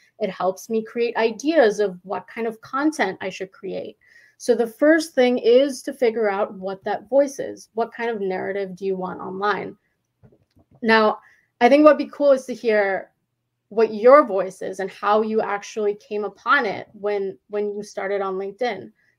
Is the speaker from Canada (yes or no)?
yes; Winnipeg, Manitoba, Canada; because I'm from Winnipeg, which is like the smallest city in Canada. It's in Manitoba.